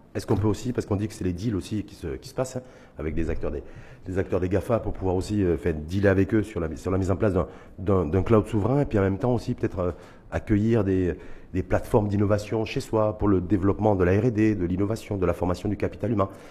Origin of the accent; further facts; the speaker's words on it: Morocco; chez nous, au Maroc